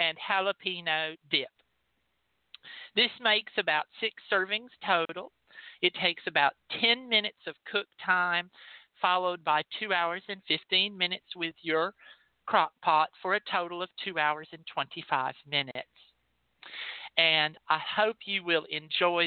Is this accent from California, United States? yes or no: no; Texas, United States; I'm from Texas